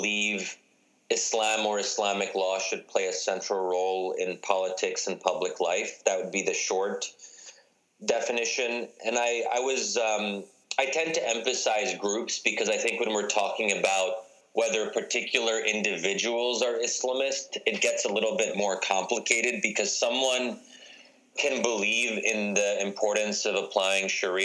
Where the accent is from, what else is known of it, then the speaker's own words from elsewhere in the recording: United States; as an American, as a Muslim.